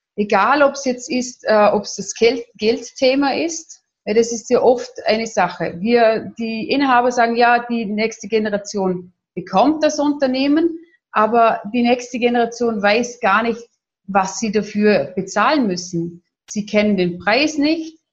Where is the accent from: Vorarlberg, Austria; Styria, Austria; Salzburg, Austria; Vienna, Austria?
Vorarlberg, Austria; accent: Vorarlberg dialect; Ich komme aus Österreich, aus dem schönen Vorarlberg, wie man auch meinem bisschen in meinem Dialekt anhört.